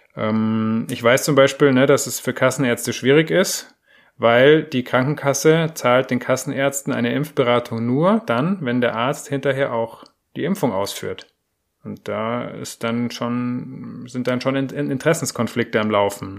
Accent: Germany; bei uns in Deutschland

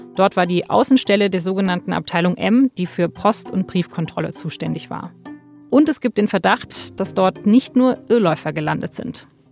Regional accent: West Germany, Germany; Also ich bin Westdeutsche

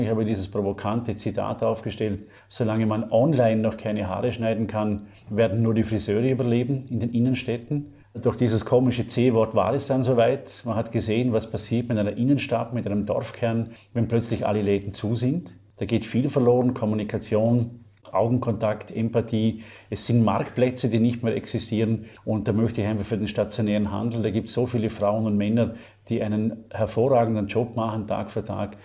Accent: Vorarlberg, Austria; Ich bezeichne mich gerne als gelernter Österreicher, im äußersten Westen beheimatet, also in Vorarlberg also Gegenpart zu Wien

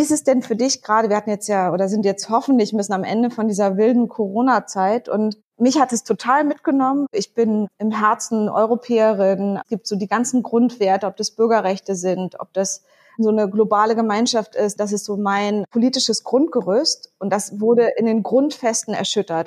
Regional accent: Berlin, Germany; als Berlinerin, die in so einer kleinen Insel, auf einer kleinen Insel quasi groß geworden ist

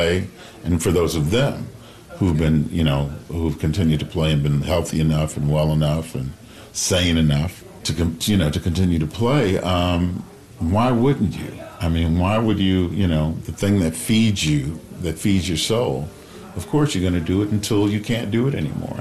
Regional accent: Chicago, Illinois, United States; now in Los Angeles, United States; I grew up in Chicago

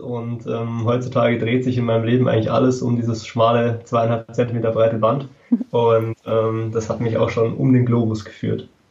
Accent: Freising, Bavaria, Germany; ich komme aus Freising bei München

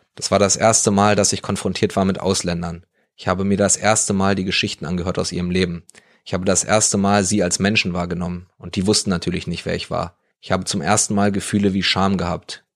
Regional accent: East Germany, Germany; bei uns im Osten

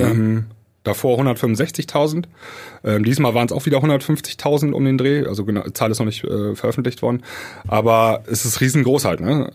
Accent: Germany; für uns Deutsche

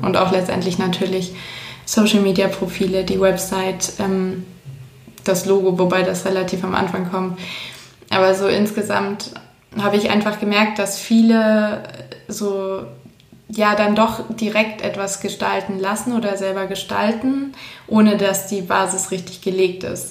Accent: Swabia, south of Ulm, Baden-Württemberg, Germany; moved away as an adult; now in Munich, Germany; Ich komme ursprünglich aus München, bin dann aufgewachsen irgendwo im Schwabenland südlich von Ulm und fürs Studium wieder nach München zurückgezogen

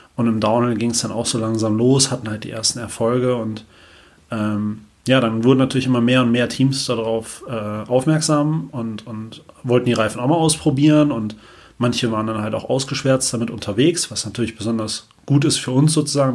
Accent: Oberbergischer Kreis, near Gummersbach, North Rhine-Westphalia, Germany; ich komme ja aus dem Oberbergischen Kreis hier bei Gummersbach

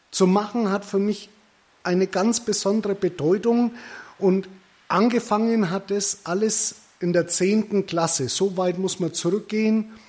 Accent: Bavaria, Germany; accent: Middle Franconian; Geboren und aufgewachsen im wunderschönen Mittelfranken. Das hört ihr auch an meinem Dialekt.

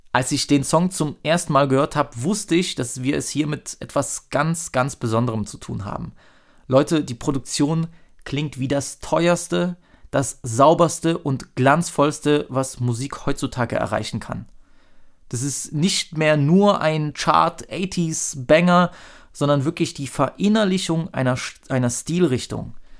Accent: Dresden, Saxony, Germany; als Dresdner

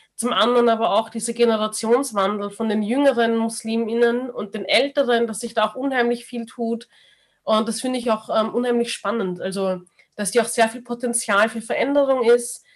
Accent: Austria; man ist aber in Österreich geboren

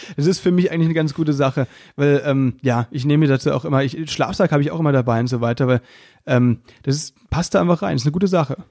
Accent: Müllheim, Baden-Württemberg, Germany; Bei uns in Müllheim

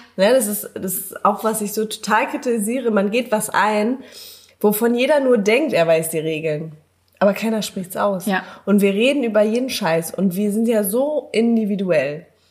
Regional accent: Berlin, Germany; Ich komme aus Berlin.

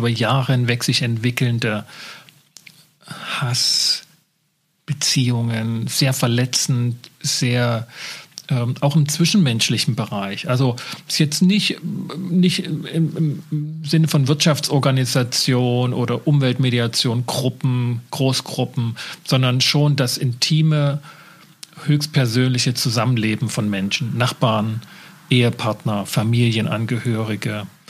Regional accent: Germany; bei uns in Deutschland

